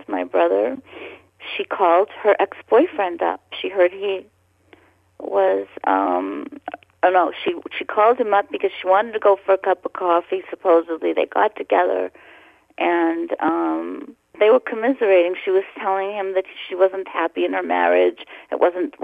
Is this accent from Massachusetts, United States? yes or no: yes; Boston, Massachusetts, United States; a person that's about my age that I grew up with in Boston